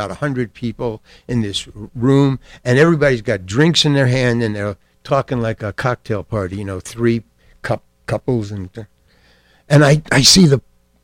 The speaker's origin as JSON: {"language": "English", "town": "New York City", "region": "New York", "country": "United States", "tie": "born or raised there", "also_born_or_lived": "Syracuse", "said": "Far Rockaway, Long Island. I went to PS 106 Public School. And I went to Far Rockaway High"}